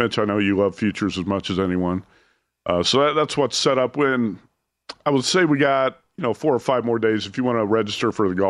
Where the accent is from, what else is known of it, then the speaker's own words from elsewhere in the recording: Midwest, United States; now in Las Vegas, United States; growing up in the Midwest, it's so humid.